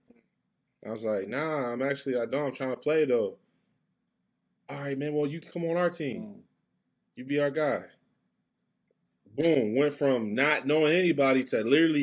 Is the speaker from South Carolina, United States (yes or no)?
no; Westerville, Ohio, United States; That's where I grew up in Westerville